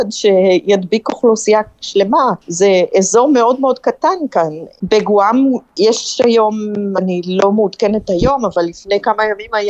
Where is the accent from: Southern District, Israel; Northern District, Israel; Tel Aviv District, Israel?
Northern District, Israel; Kiryat Tivon; moved away as an adult; now in Palau; אני במקור מקריית טבעון, שזה שווה ערך למדינה כאן, זה אותו מספר תושבים